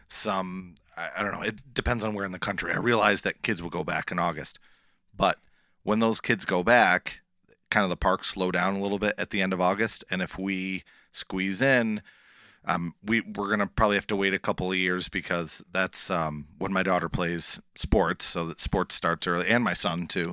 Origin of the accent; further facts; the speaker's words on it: Erie Canal, Western New York, United States; I grew up on the Erie Canal, uh, here in Western New York